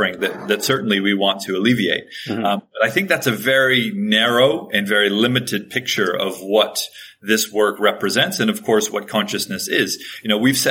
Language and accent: English; Hawaii, United States; I grew up in Hawaii